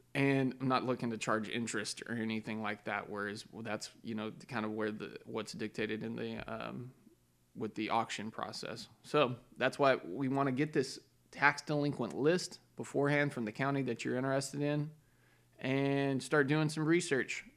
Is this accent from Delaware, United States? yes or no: no; Texas, United States; I'm a Texan. I wanna stay in Texas.